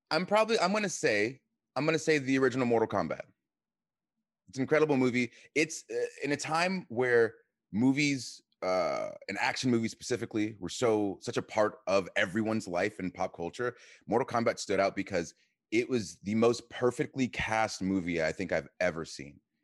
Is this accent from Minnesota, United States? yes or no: no; Atlanta, Georgia, United States; I am from Atlanta